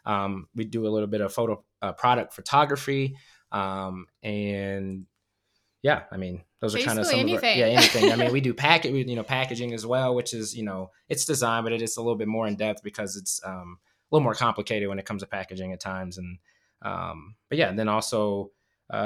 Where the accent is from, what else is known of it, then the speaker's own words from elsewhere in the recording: Davenport, Iowa, United States; I'm from Iowa. I'm from a small city, that, you know, Quad Cities, Davenport, Iowa. Even they have like two breweries now. It's like, that wasn't even a thing when growing up